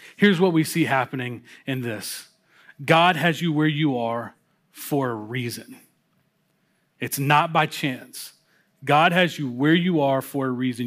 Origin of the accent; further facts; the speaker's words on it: Louisville, Kentucky, United States; moved away; I, uh, was invited to come work with a church plant down in my hometown of Louisville, Kentucky